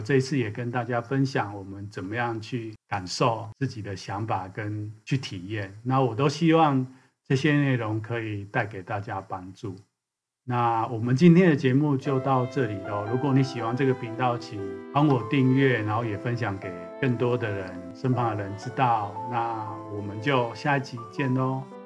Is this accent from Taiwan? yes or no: yes; Taiwan; 是从小就在台湾长大，成长的人